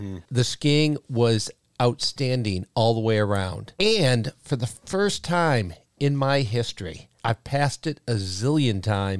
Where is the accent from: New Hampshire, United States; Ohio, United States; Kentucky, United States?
New Hampshire, United States; Windham; In my hometown of Windham, we had Landry's. In Derry, Derry had a couple. And all of those ski hills were where the local kids went during the winter to play.